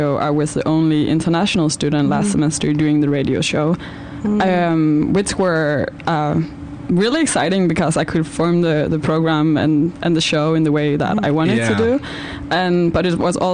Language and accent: English; Denmark; moved away as an adult; I'm from Denmark